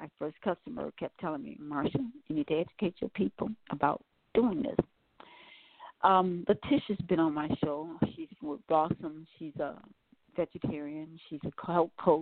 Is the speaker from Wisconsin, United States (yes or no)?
yes; Milwaukee, Wisconsin, United States; also born or lived in New Orleans, Louisiana; now in Atlanta, United States; I was born in New Orleans, but raised in Milwaukee, Wisconsin.